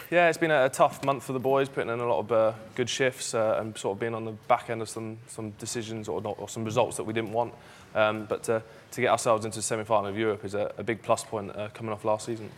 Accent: Jersey; moved away; I grew up in Jersey. I'm proud Jerseyman as well as obviously playing for Bath, but um, that's where I'm born

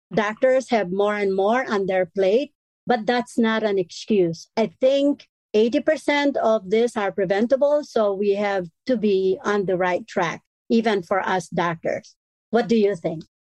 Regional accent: Philippines; moved away; I am full Filipino

